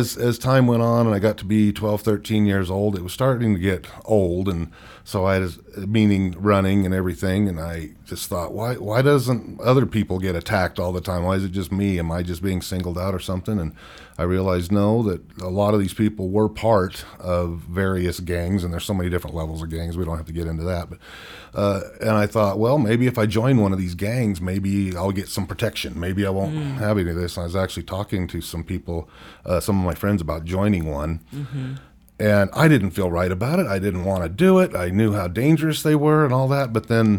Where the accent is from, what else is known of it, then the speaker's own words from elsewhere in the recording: Bakersfield, California, United States; now in Utah, United States; And growing up in Bakersfield, California was kind of an interesting thing there.